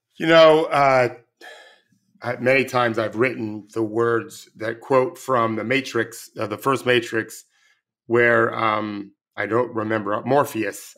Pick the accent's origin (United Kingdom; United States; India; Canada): United States; I'm born and raised in the United States